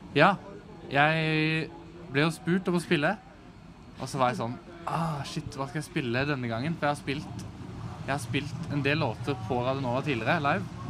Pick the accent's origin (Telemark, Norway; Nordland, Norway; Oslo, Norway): Telemark, Norway; Fyresdal; moved away; etter at jeg flytta fra Fyresdal